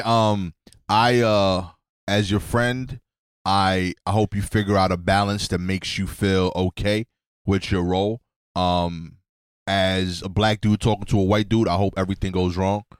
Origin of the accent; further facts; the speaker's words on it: United States; as an American, um, I def, identify as black